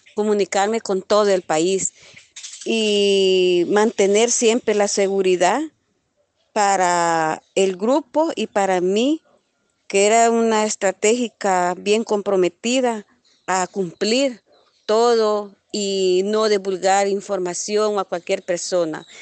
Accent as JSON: {"language": "Spanish", "country": "El Salvador", "also_born_or_lived": "Honduras", "said": "soy del Salvador, vivo en una comunidad Santa Marta heroica."}